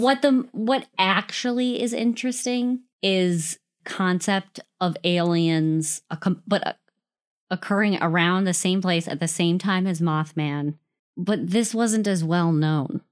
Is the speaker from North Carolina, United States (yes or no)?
no; Western Wisconsin, United States; I'm from Western Wisconsin